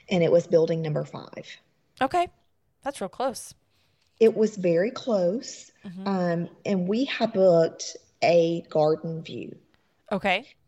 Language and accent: English; the South, United States; And very New Orleans feel. Uh huh. We're from the South, so you know, kind of felt right at home.